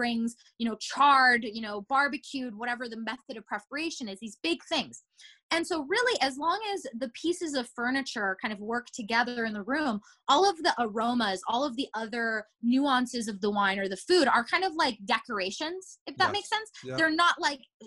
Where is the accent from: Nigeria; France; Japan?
Japan; now in Los Angeles, United States; I was born in Japan. And so I would always go back home to Japan to visit my family